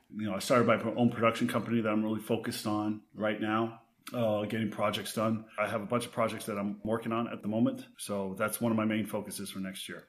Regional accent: Texas, United States; now in West Hollywood, United States; I grew up in Texas, but home for me is West Hollywood.

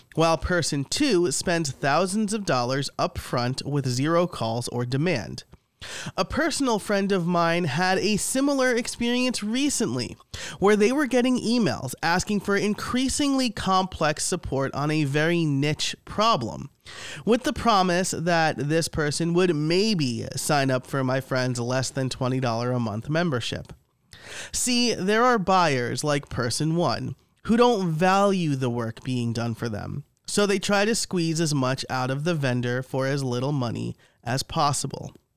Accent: New York, United States; I am Italian from New York

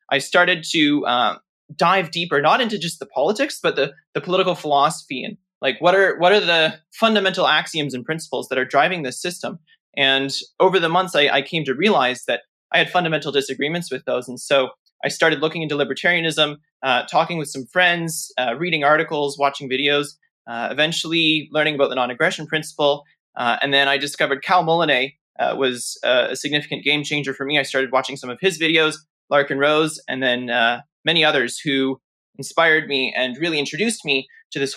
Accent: Toronto, Ontario, Canada; I grew up in Toronto in Canada, and that's where I currently am

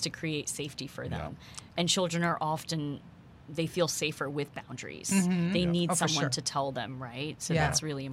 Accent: New Jersey, United States; moved away as an adult; also born or lived in Queens, New York; now in Houston, United States; I was born in Queens, New York, grew up in New Jersey, have strong Indian roots.

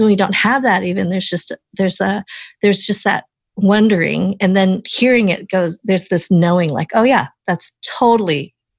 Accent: Colorado, United States; first language English; I grew up in Colorado, so I can totally relate to being one of the handful of Asian Americans

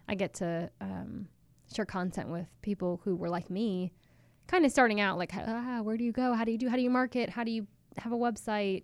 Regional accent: Chapel Hill, North Carolina, United States; I actually grew up in Chapel Hill, uh, North Carolina

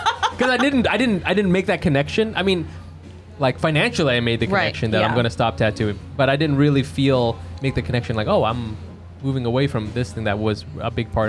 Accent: Orange County, California, United States; moved away; also born or lived in Texas; I'm from Orange County

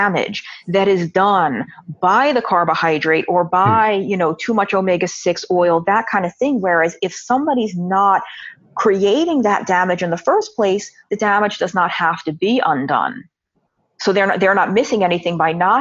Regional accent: New York City, New York, United States; I'm born and raised in New York City

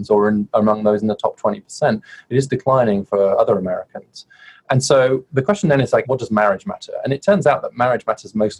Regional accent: United Kingdom; moved away as an adult; now in United States

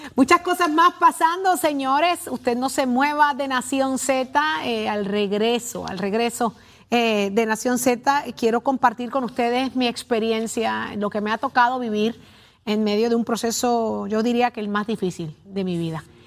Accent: Puerto Rico; somos los puertorriqueños

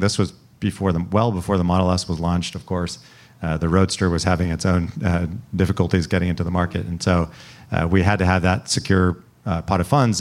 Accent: Salinas, California, United States; moved away as an adult; also born or lived in Cambridge, Massachusetts; growing up in Salinas, we spent a lot of time going to you know the Stanford Berkeley football game every year

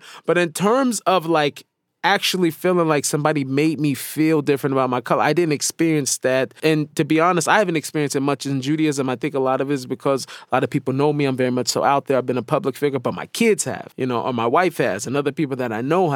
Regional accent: Seattle, Washington, United States; moved away as an adult; now in Israel; I grew up in Seattle

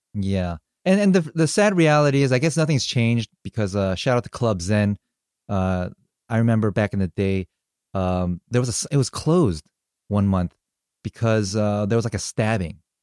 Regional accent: United States; I'm Korean American. I was born here, but raised very Korean at home.

